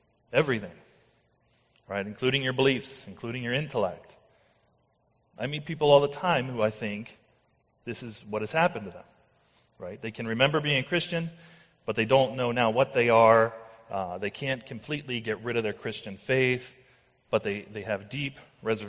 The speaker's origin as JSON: {"language": "English", "country": "United States", "said": "I am American."}